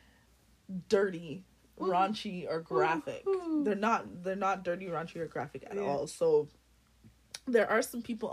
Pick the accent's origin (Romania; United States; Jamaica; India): Jamaica; I was born in Jamaica. My family is Jamaican.